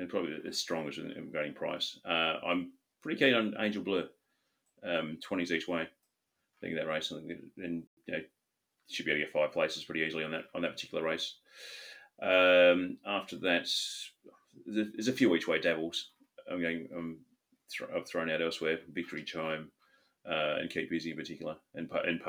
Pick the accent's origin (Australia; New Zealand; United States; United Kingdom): Australia; I grew up in Australia